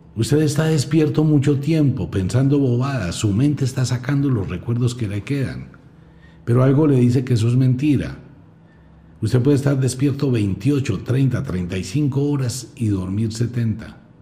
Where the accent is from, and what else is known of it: Colombia